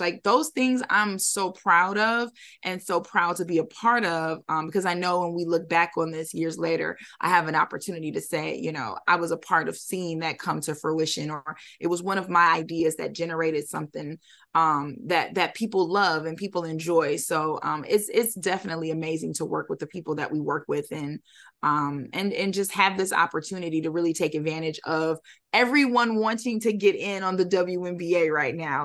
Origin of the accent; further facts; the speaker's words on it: Detroit, Michigan, United States; I'm from Detroit